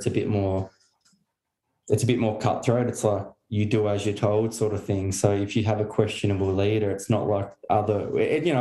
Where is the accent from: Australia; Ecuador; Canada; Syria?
Australia; Hobart, Tasmania; moved away as an adult; also born or lived in Melbourne / Darwin / Queensland / New South Wales; now in Newcastle, Australia; I'm from Hobart originally. So yeah, down in Tasmania, and most of my family still there.